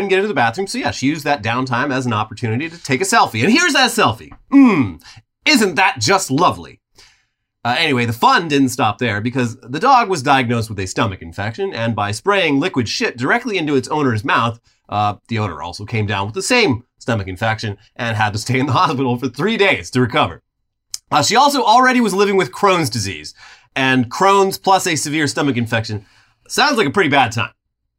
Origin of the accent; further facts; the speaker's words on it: New Jersey, United States; Ladies and gentlemen, I'm from New Jersey. Hey, I'm a fucking idiot. What can I do?